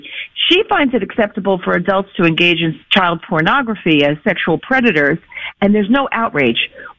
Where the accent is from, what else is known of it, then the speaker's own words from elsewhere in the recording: New York City, New York, United States; now in Palm Beach, United States; I'm from Staten Island originally